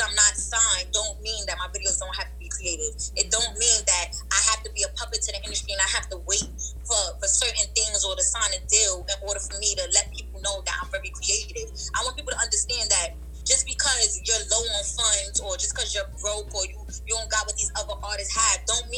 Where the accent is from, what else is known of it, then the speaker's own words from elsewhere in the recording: New York City, New York, United States; Growing up in Brownsville was hard.